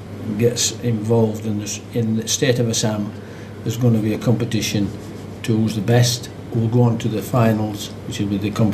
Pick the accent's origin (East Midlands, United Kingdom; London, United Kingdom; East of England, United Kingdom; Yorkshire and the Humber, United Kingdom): Yorkshire and the Humber, United Kingdom; Barnsley; I was born in Cundy Cross, which is not far away from Oakwell.